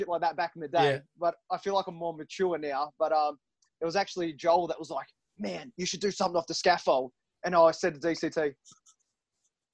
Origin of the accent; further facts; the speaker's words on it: Werribee, Victoria, Australia; We're all from Werribee